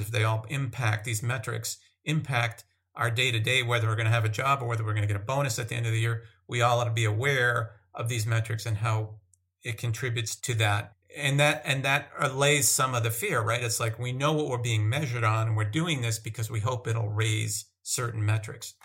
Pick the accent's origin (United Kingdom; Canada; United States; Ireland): United States; Massachusetts; moved away as an adult; also born or lived in Northern California / Minnesota / San Diego; I grew up in Massachusetts.